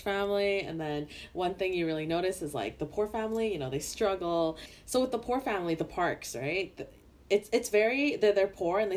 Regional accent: Canada; someone who grew up in Canada

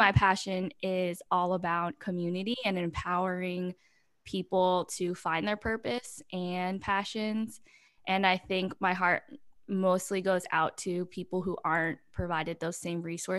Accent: Pennsylvania, United States; also born or lived in South Korea; now in Austin, United States; I live in Austin, Texas. I'm originally from Pennsylvania. Actually, I'm from South Korea, but grew up in America.

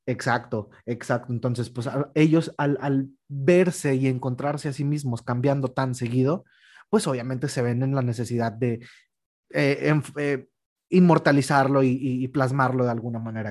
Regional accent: Mexico; nosotros como mexicanos

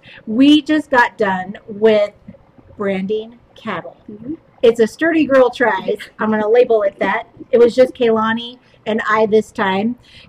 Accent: Kirkland, Washington, United States; I was raised in Kirkland

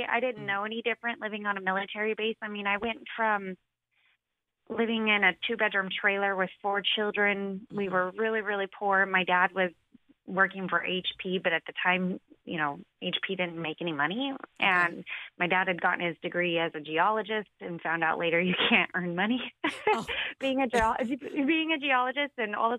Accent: Tri-Cities, Washington, United States; also born or lived in Oregon / Fort Hood, Texas; I was born in Oregon and became a military brat from age 4 to 8. So we moved and lived in Fort Hood, Texas before we came to Tri-Cities.

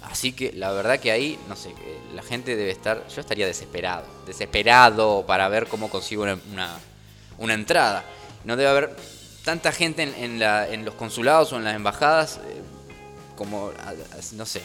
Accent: Argentina; Mañana vamos a sufrir igual porque somos Argentina y siempre pasa lo mismo con nuestra querida selección

